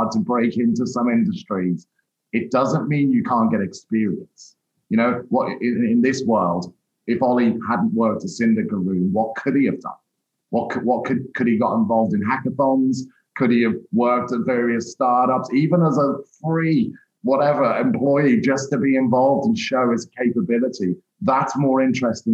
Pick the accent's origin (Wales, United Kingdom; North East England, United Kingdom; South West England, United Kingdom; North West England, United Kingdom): North West England, United Kingdom; Liverpool; moved away as an adult; also born or lived in London; I trained up in Merseyside, where I grew up in the Northwest